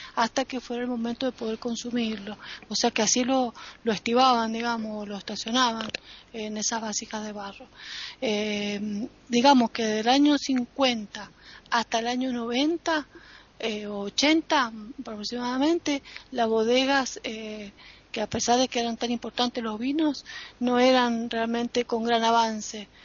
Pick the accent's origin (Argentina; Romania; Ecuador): Argentina; Mendoza; como mendocina